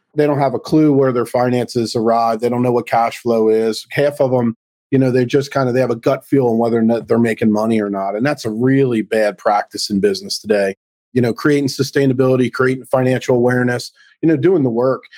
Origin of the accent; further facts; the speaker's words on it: Baltimore, Maryland, United States; also born or lived in Central New Jersey; now in New Jersey, United States; I'm born and raised in Baltimore, moved up here to New Jersey